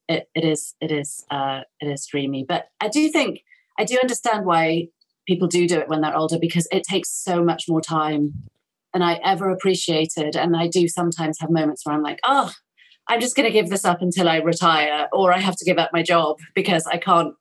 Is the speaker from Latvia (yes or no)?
no; United Kingdom; I'm so British